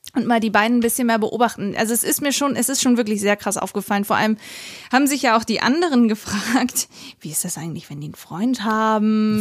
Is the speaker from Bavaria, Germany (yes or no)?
yes; Regensburg, Bavaria, Germany; ich bin bei der Großmama in Regensburg aufgewachsen